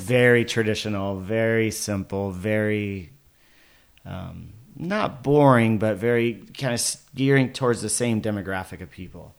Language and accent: English; Paso Robles, California, United States; also born or lived in Oceanside, California / Vista, California; I grew up in Paso Robles